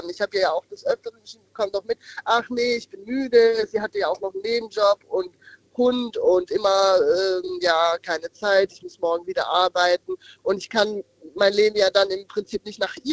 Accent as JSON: {"language": "German", "region": "Odenwald", "country": "Germany", "said": "Ich komme aus dem Odenwald."}